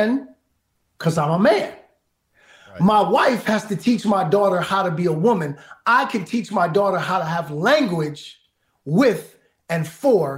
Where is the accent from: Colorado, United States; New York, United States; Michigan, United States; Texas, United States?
New York, United States; New York City; I grew up in Brooklyn. I grew up fighting every day